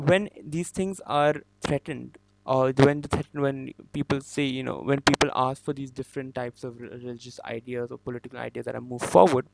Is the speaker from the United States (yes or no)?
no; India; where am I from and I say Indian